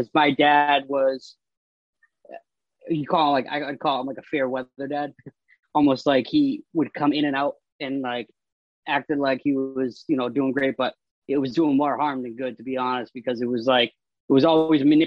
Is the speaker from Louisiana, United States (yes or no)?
no; Marlborough, Massachusetts, United States; also born or lived in Framingham, Massachusetts; now in Worcester, United States; I was born in Framingham, but I was raised out of Marlboro, Mass.